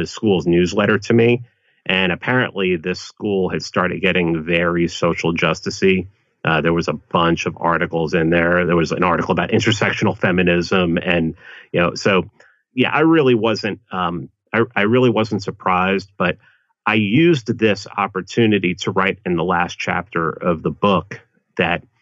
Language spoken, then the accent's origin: English; New York City, New York, United States; growing up in the Bronx